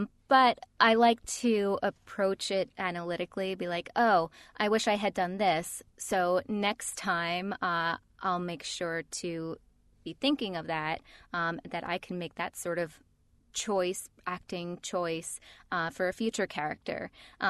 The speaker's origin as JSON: {"language": "English", "region": "New York", "country": "United States", "accent": "New York", "said": "New York accent. Nobody told me I had a New York accent. So I spent a couple of years unlearning my accent that I didn't know I had."}